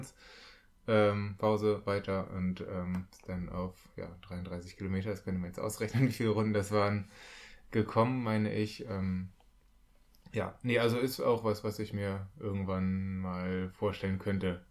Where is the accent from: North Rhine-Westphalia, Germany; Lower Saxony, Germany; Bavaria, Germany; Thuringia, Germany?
North Rhine-Westphalia, Germany; bei uns in NRW